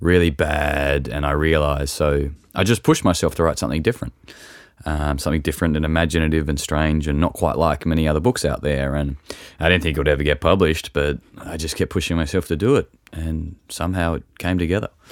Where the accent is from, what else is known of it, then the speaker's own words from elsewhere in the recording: Tasmania, Australia; I grew up in Tasmania and I've lived in different parts of it